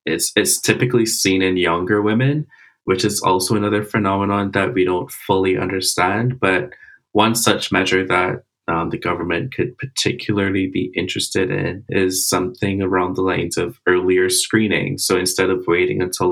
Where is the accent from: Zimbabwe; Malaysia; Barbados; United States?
Barbados; I'm from Barbados.